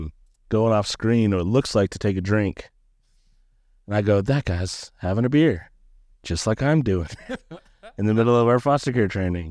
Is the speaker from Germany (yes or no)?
no; Japan; I am a Navy brat, actually. My dad was in the Navy 24 years. So I grew up in Japan, of all places.